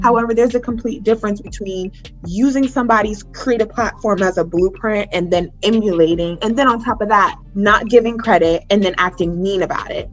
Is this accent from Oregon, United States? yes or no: no; Newburgh, New York, United States; I'm from Newburgh, Newburgh, okay. Hey. Um, local to Poughkeepsie, which is a 30 minutes outside or 30 minutes north of. And I'm from a very small town